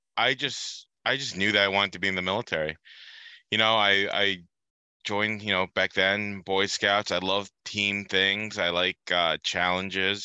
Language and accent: English; New Jersey, United States; I grew up in New Jersey